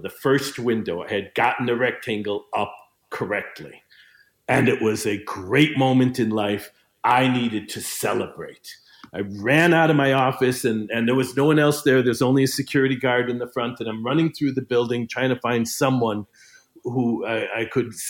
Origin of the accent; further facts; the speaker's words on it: Chicago, Illinois, United States; moved away as an adult; the atmosphere where I was raised in Chicago